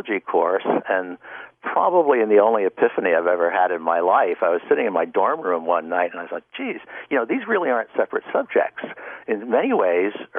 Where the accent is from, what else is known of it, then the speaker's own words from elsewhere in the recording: Pennsylvania Dutch country, United States; moved away; I grew up in the Pennsylvania Dutch country in a very rural setting